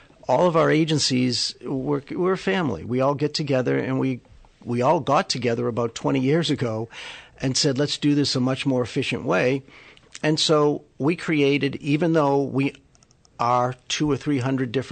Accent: Boston, Massachusetts, United States; moved away as an adult; now in Southern California, United States; I'm from Boston

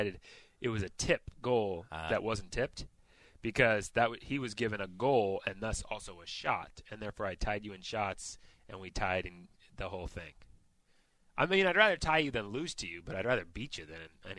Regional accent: Northern California, United States; moved away as an adult; now in Oregon, United States; I'm such a gringo. I grew up in Northern California, and then I've lived in Oregon for 25 years.

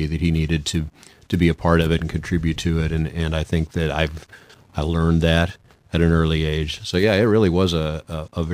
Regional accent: Norborne, Missouri, United States; I grew up in Mayberry, but I had both parents. It was small town America

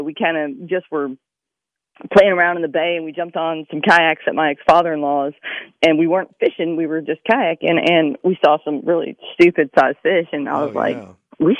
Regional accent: Tennessee, United States; moved away as an adult; now in Hitchcock, United States; I grew up in Tennessee bass fishing. And when I got down here to Texas, when I got out of service, I moved down here to Hitchcock and hooked in a redfish and a trout.

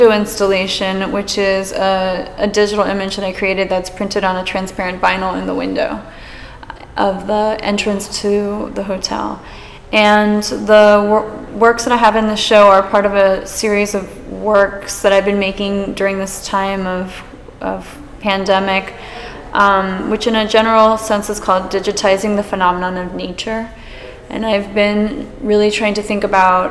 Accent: Miami, Florida, United States; growing up in Miami

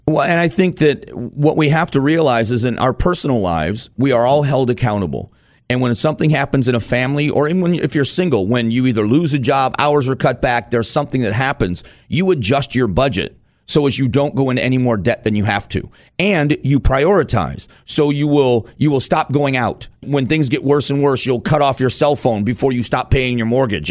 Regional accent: Arizona, United States; I'm from Arizona

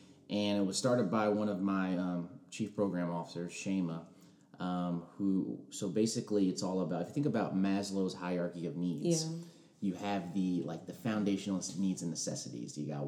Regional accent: Ellicott City, Maryland, United States; So I'm from outside of Baltimore. I spent most of my life there. A town called Ellicott City in Howard County. But like I told you before, my father was in the Air Force.

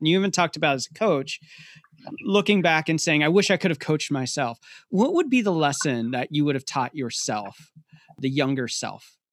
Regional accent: Pennsylvania, United States; I grew up in Pennsylvania

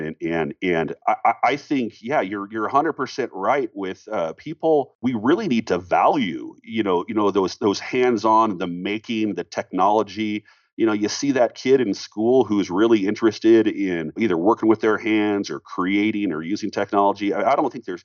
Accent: Seattle, Washington, United States; now in Colorado, United States; I'm out here in Colorado as well. I'm from Seattle originally

